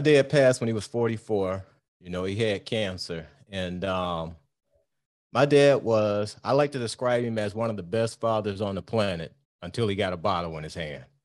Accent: Detroit, Michigan, United States; We grew up in Detroit.

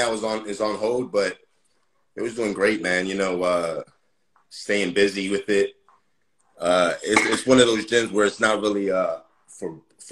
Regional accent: Philadelphia, Pennsylvania, United States; I'm from Philly

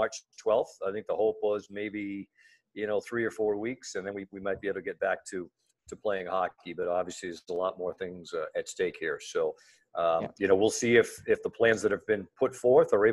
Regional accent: Pawtucket, Rhode Island, United States; moved away as an adult; also born or lived in Boston, Massachusetts; now in Las Vegas, United States; I grew up in Rhode Island, which in Pawtucket, Rhode Island

